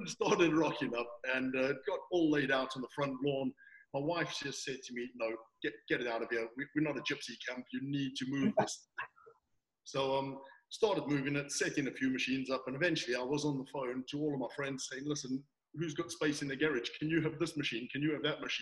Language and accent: English; South Africa; moved away as an adult; now in Devon, United Kingdom; I'm originally from South Africa, born and bred